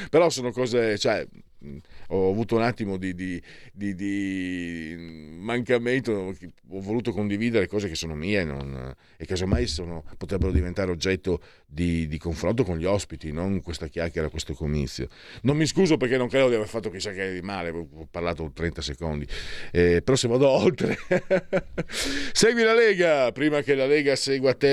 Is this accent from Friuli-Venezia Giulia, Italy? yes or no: yes; Friuli-Venezia Giulia, Italy; io sono friulano da eh, sette generazioni.